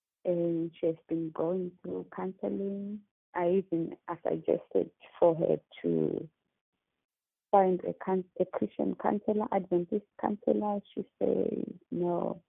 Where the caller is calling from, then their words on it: Australia; I'm calling from Australia.